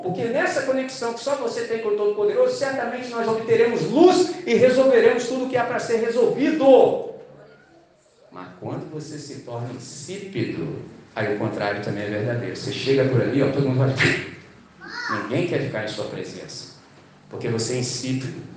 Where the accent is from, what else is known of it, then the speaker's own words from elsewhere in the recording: Brazil; nós que somos brasileiros